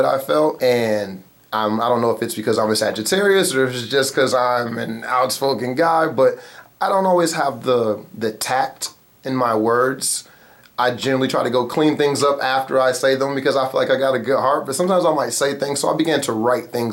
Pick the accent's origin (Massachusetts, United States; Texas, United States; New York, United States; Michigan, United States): Michigan, United States; Muskegon; I'm from Muskegon, Michigan, born and raised